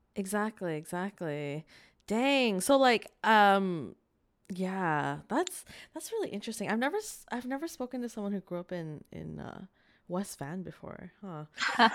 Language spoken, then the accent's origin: English; Vancouver, British Columbia, Canada; born or raised there